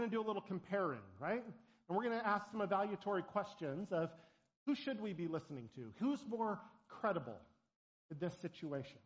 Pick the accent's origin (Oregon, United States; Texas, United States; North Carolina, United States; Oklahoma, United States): Oregon, United States; Portland; moved away; I grew up in Portland, Oregon